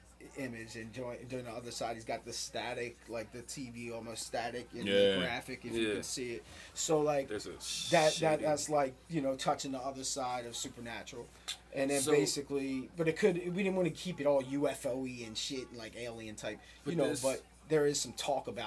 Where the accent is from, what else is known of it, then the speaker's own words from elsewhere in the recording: Baltimore, Maryland, United States; But, I mean, we are from Baltimore, but, you know. Rep the whole fucking state